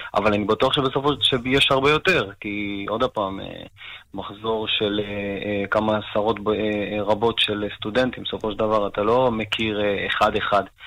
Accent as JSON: {"language": "Hebrew", "town": "Maalot-Tarshiha", "region": "Northern District", "country": "Israel", "tie": "born or raised there", "also_born_or_lived": "Argentina", "lives_now": "Nahariya, Israel"}